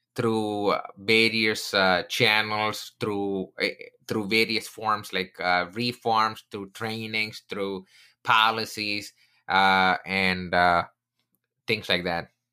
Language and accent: English; India; moved away; I come from India, I'm originally from India